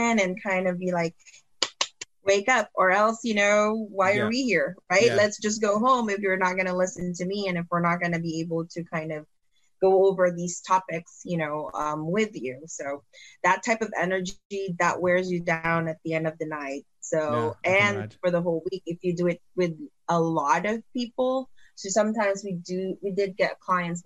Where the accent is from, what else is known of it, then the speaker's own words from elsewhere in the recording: Philippines; moved away; when I was growing up in the Philippines